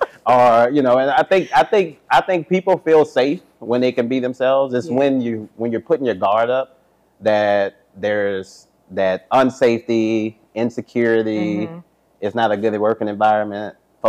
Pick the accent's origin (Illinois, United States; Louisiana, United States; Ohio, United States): Louisiana, United States; New Orleans; I think I'm from New Orleans, and so all of my brothers, they have strong New Orleans accents, Cajun accents, and I get it a lot more when I go home